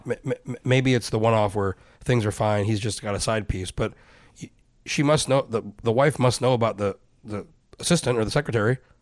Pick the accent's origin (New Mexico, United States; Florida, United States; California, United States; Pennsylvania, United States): New Mexico, United States; now in Alaska, United States; I'm from New Mexico